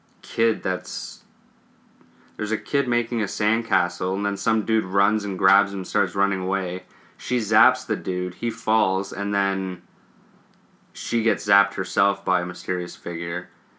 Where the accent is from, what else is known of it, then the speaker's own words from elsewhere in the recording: Canada; We're Canadian.